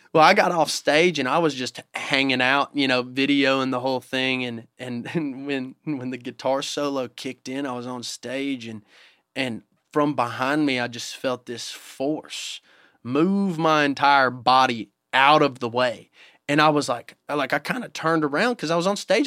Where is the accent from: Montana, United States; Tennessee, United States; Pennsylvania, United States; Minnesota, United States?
Tennessee, United States; Fairview; I grew up in a town called Fairview, Tennessee